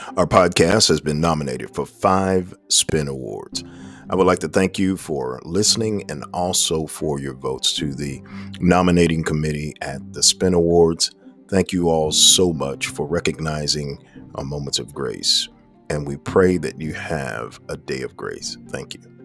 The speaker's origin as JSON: {"language": "English", "region": "New York", "country": "United States", "tie": "born or raised there", "moved": "as an adult", "lives_now": "South Carolina, United States", "said": "I'm a kid from New York"}